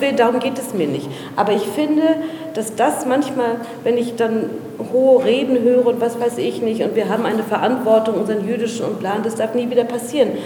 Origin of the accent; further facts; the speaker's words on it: Berlin, Germany; Meine Eltern sind aus Afghanistan hierher gekommen. Ich bin in Berlin geboren